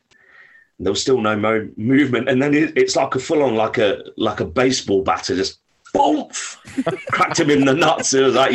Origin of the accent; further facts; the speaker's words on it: India; A, because I'm Indian, and B, I work like a torpedo.